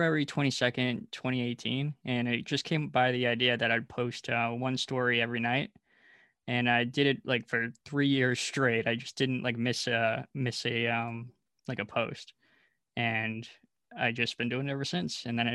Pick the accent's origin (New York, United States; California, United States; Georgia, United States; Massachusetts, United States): Massachusetts, United States; East Bridgewater; So I grew up in a small town in Massachusetts called East Bridgewater.